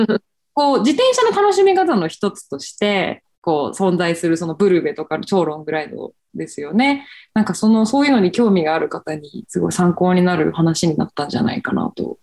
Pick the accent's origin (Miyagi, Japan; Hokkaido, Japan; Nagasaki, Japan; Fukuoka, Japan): Fukuoka, Japan; accent: Hakata dialect; now in Tokyo, Japan; 地元が九州、福岡